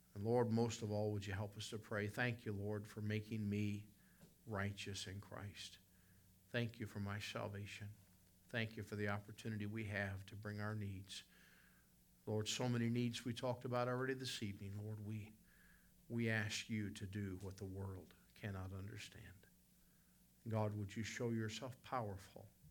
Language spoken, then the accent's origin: English; the South, United States; I'm from the South.